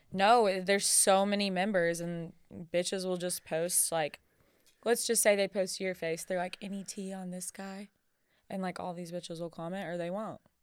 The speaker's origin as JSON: {"language": "English", "town": "Brownsboro", "region": "Texas", "country": "United States", "tie": "born or raised there", "moved": "yes", "lives_now": "Nashville, United States", "said": "I'm actually from a two-stoplight town outside of Tyler called Brownsboro, Texas"}